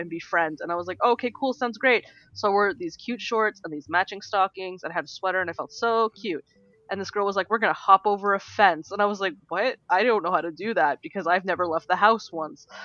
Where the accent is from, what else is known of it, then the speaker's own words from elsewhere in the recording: Canada; we're Canadian